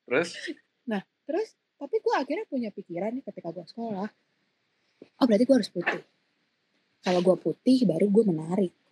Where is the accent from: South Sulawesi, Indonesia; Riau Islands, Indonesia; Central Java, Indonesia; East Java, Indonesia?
East Java, Indonesia; karena um, gue memang waktu kecil tinggalnya kan di Jawa Timur, jadi otomatis kulit gue tuh agak lebih gelap gitu daripada sekarang.